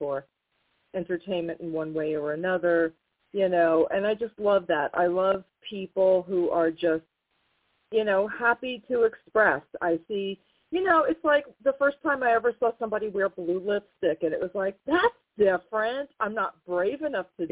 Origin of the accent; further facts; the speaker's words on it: New York, United States; I'm from New York, but we're talking about the late 70s, early 80s